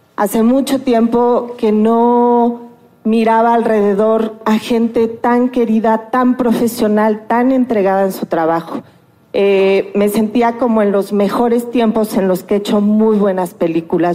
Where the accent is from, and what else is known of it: Mexico